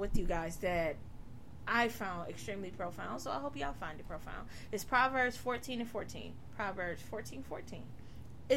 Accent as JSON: {"language": "English", "town": "Detroit", "region": "Michigan", "country": "United States", "tie": "born or raised there", "moved": "yes", "lives_now": "Ohio, United States", "said": "I'm from Detroit. I grew up in Detroit"}